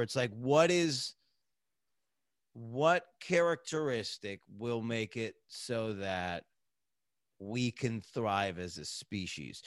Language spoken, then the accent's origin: English; United States; you grow up as an American